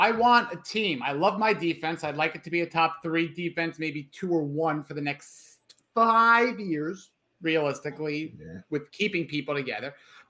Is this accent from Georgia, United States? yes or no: no; New York, United States; I'm a New Yorker. Remember, I'm not from Florida.